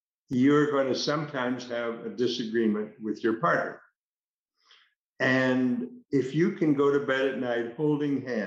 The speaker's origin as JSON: {"language": "English", "country": "United States", "said": "being an American"}